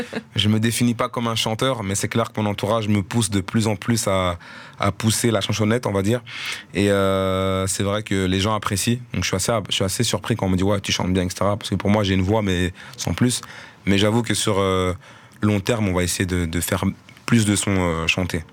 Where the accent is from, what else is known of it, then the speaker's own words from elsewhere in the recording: Molenbeek-Saint-Jean, Brussels-Capital Region, Belgium; je bossais sur Molenbeek, et j'ai grandi à Molenbeek